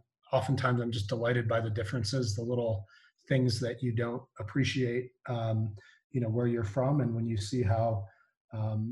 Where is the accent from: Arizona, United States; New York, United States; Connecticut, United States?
Arizona, United States; also born or lived in eastern United States; now in London, United Kingdom; I grew up in Arizona primarily, although I did attend school out in the East.